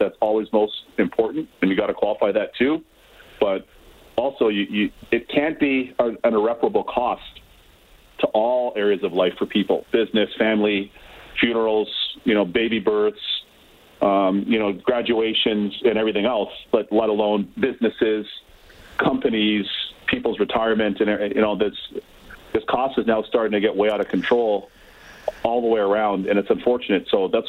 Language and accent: English; Canada; moved away as an adult; also born or lived in Barbados; now in United States; I'm proud of growing up in Canada. My parents emigrated there. You know, we're very fortunate to have a foot in two, really three, if you count Barbados, but two unbelievable countries.